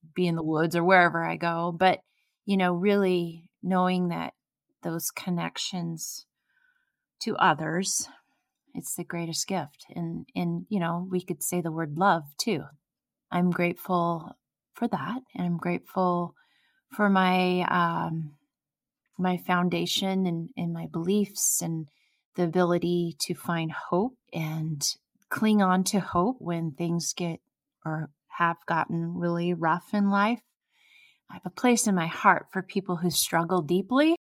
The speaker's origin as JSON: {"language": "English", "region": "Oregon", "country": "United States", "said": "here I am from Oregon"}